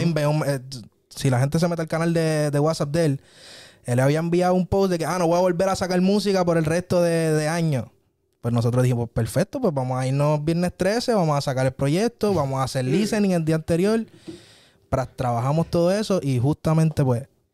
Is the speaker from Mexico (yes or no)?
no; San Germán, Puerto Rico; en mi pueblo, en San Germán